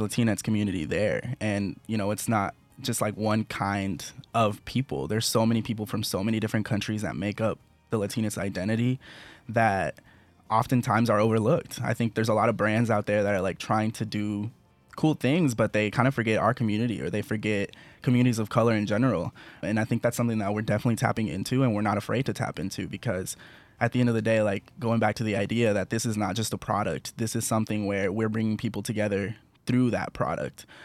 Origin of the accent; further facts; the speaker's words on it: Kansas City, Missouri, United States; we grew up in Kansas City